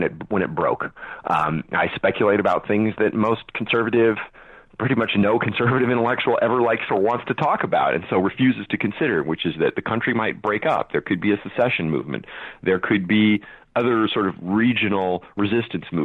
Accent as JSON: {"language": "English", "region": "California", "country": "United States", "tie": "born or raised there", "also_born_or_lived": "New York", "moved": "yes", "said": "I'm born and raised in California, and I lived a good portion of my life in New York"}